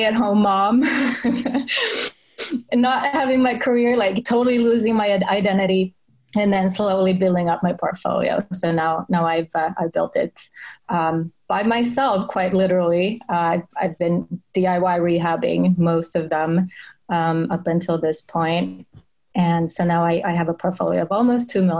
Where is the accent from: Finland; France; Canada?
Finland; English is a second language; moved away as an adult; also born or lived in Sweden / Silicon Valley; I worked my way up from Finland to Sweden to Silicon Valley. I'm Finnish, so English is my third language